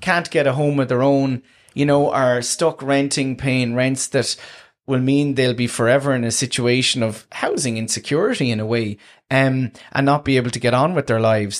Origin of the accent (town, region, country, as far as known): Tramore, Munster, Ireland; born or raised there